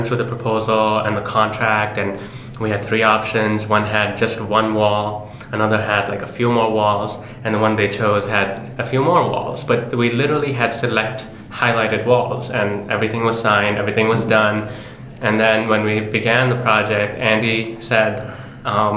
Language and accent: English; Pakistan; I'm from a former colony. I'm from Pakistan